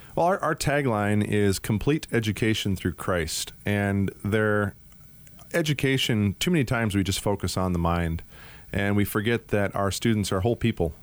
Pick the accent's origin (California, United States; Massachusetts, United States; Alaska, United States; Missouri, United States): Alaska, United States; Anchorage; also born or lived in Washington State / Minnesota / Atlanta, Georgia / Minneapolis; now in Arizona, United States; I was actually born and raised in Anchorage, Alaska.